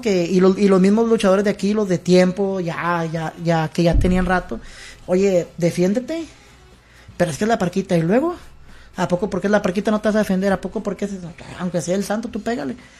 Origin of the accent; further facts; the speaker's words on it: Nuevo Laredo, Tamaulipas, Mexico; yo soy de aquí de Nuevo Laredo